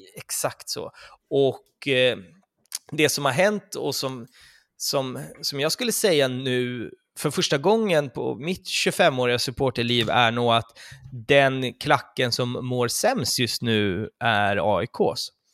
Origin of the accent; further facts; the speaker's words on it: Stockholm, Stockholm County, Sweden; det bor flest i vår stad